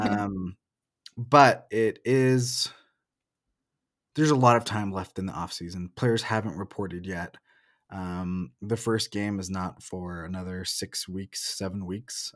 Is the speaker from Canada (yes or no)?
no; Oregon, United States; moved away as an adult; also born or lived in Portland; I grew up in Oregon, and I lived in Portland before moving here